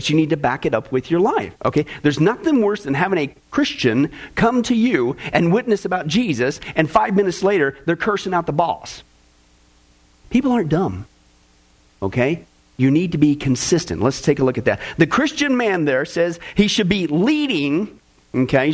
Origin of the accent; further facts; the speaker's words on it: Kansas, United States; growing up in Kansas